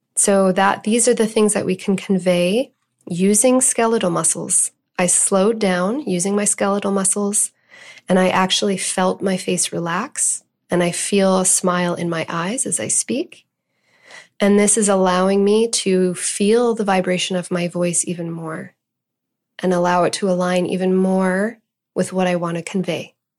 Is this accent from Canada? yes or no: yes; Canada; I'm Canadian